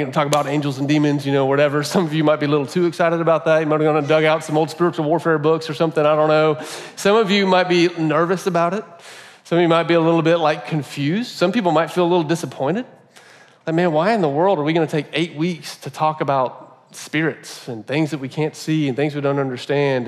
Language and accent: English; United States